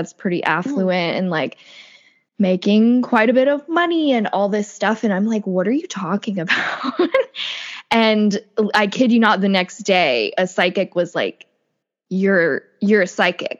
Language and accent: English; the South, United States; I grew up in the South and I was raised Catholic